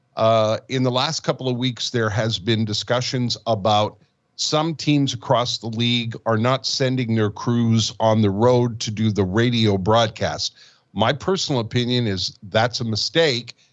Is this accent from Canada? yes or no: yes; Montreal, Quebec, Canada; also born or lived in Winnipeg / Calgary; I've I've lived in Winnipeg. I have lived in Calgary, and of course, born and raised in Montreal